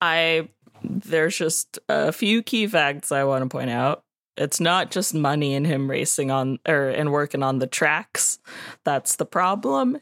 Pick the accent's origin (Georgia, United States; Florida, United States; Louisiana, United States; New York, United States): Georgia, United States; Savannah; I'm from Savannah